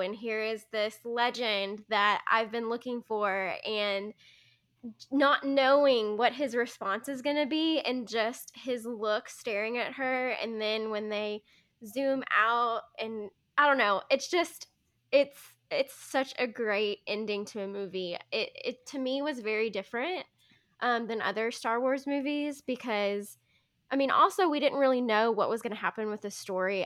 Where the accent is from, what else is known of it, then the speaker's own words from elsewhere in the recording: Arkansas, United States; we're from Arkansas, you know, all of us have grown up in the South.